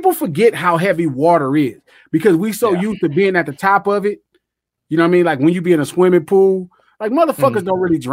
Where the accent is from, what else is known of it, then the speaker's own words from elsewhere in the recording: Compton, California, United States; I had an 8 feet pool growing up in Compton